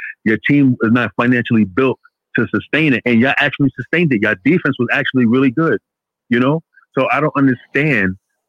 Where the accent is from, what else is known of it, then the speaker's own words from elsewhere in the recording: New York City, New York, United States; Okay, so I'm from New York City.